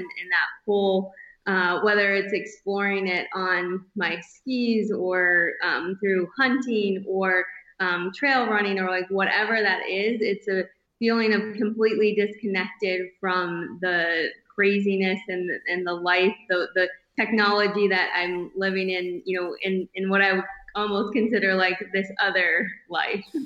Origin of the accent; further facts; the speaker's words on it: northern Michigan, United States; moved away as an adult; now in Bozeman, United States; growing up in northern Michigan, we did all of the the outdoor things